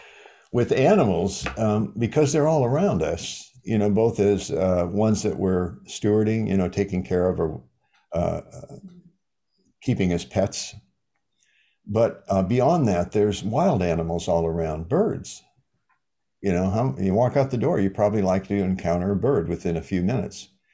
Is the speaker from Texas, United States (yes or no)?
no; Iowa, United States; I'm from Iowa, the Midwest